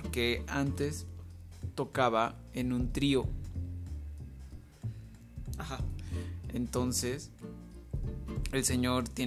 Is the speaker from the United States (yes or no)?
yes; United States; Spanish is a second language; yo soy estadounidense y... Um, eh, me gusta mucho México.